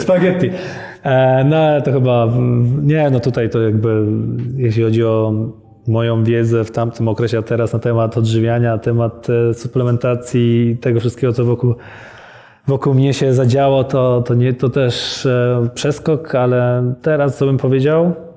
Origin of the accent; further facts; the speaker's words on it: Leszno, Masovian Voivodeship, Poland; moved away; also born or lived in Warsaw / Poznań; urodziłem się w Warszawie, ale wychowałem się w Lesznie, Leszno pod Warszawą